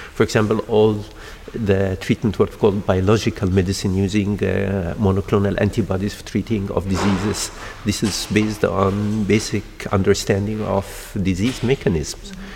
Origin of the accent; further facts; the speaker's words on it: Egypt; also born or lived in Denmark / United States / Australia; now in Porto, Portugal; I'm originally from Egypt, but I'm trained in Denmark and I worked in the United States and in Australia.